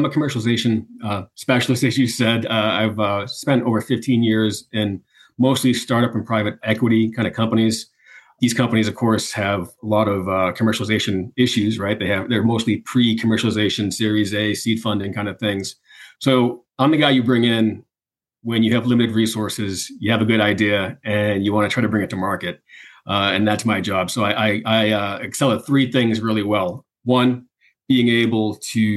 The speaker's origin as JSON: {"language": "English", "town": "Boston", "region": "Massachusetts", "country": "United States", "said": "I'm from Boston"}